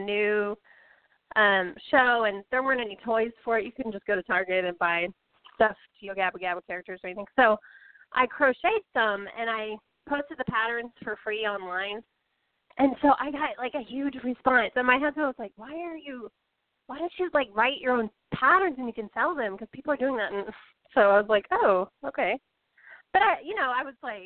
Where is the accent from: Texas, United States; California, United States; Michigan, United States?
Texas, United States; Austin; we're both from Austin